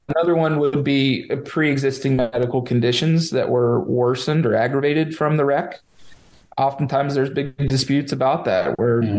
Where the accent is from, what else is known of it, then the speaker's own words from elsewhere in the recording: Lakewood Ranch, Florida, United States; also born or lived in Denver, Colorado; I'm a Florida native. I was born and raised in Sarasota, Lakewood Ranch